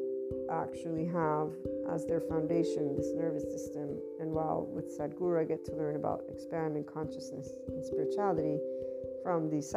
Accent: United States; also born or lived in Naples, Italy; I'm also American, so biculturally speaking

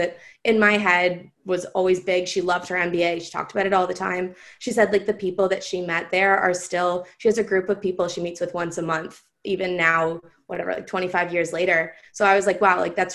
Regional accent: Oakville, Ontario, Canada; also born or lived in Brampton, Ontario; I'm from Oakville. I've lived in Oakville pretty much my entire, I actually was born in Brampton and then moved to Oakville. So I've lived here since high school.

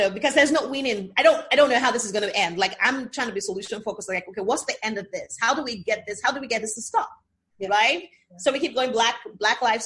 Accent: Lagos, Nigeria; I'm more Lagosian than you are because I was born here in Lagos

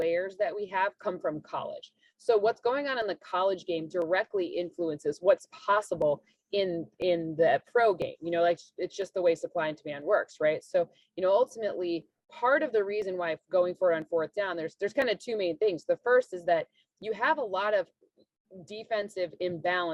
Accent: Michigan, United States; moved away; we're both from Michigan

